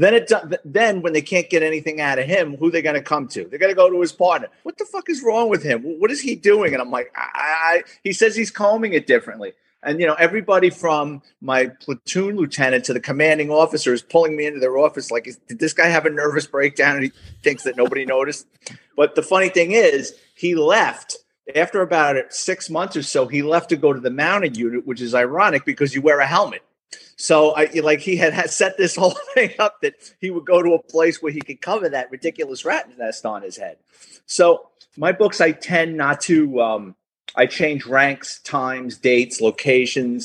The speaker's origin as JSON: {"language": "English", "town": "New York City", "region": "New York", "country": "United States", "tie": "born or raised there", "said": "I was born and raised in the Bronx"}